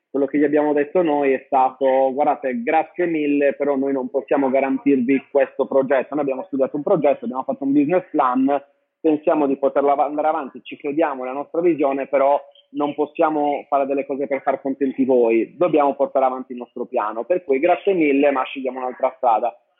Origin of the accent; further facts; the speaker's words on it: Sardinia, Italy; moved away as an adult; also born or lived in London, United Kingdom / Milan, Italy; sono partito a 19 anni dalla Sardegna